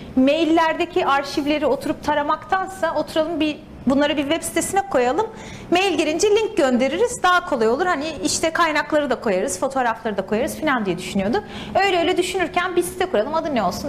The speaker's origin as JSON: {"language": "Turkish", "region": "İzmir", "country": "Turkey", "tie": "born or raised there", "also_born_or_lived": "Istanbul", "moved": "as an adult", "lives_now": "San Francisco Bay Area, United States", "said": "aslen İzmirliyim. İzmir'de doğdum, büyüdüm"}